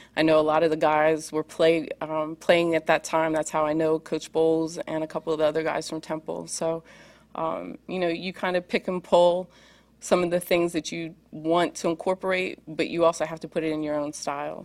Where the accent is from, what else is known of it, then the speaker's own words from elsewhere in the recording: Pennsylvania, United States; I grew up in Pennsylvania